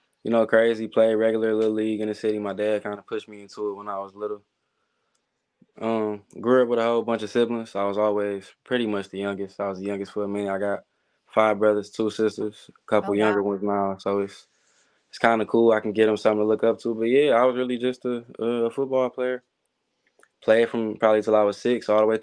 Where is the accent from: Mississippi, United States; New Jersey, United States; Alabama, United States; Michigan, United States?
Michigan, United States; Detroit; moved away as an adult; now in Kansas City, United States; I'm from Detroit.